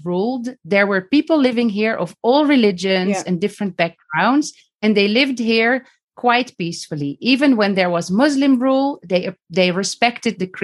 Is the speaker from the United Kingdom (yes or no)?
no; Netherlands; moved away as an adult; now in Beit Safafa, Palestine; I grew up in Holland and I went to school